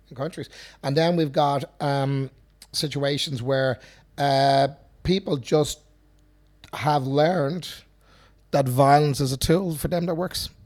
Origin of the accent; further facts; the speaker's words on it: Dublin, Leinster, Ireland; I grew up in Finglas